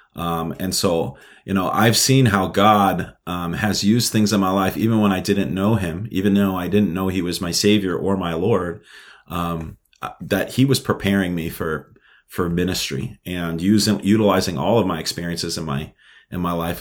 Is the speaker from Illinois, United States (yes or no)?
no; New York City, New York, United States; moved away as an adult; also born or lived in Minnesota; now in Moorhead, United States; I was born and raised in Brooklyn, New York. Um, I, I grew up my whole my whole life there